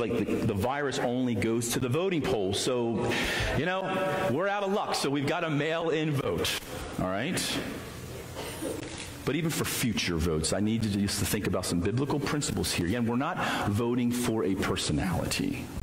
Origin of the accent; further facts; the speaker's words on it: United States; as a citizen of the United States of America